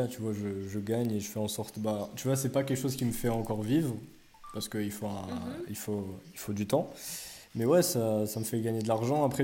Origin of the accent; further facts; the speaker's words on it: France; ouais, je suis français, mais c'est même pas ça le problème